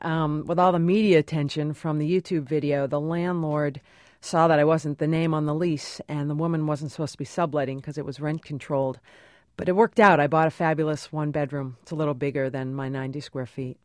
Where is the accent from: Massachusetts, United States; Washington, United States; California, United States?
Massachusetts, United States; Cape Cod; moved away; also born or lived in New York; I grew up on Cape Cod in Massachusetts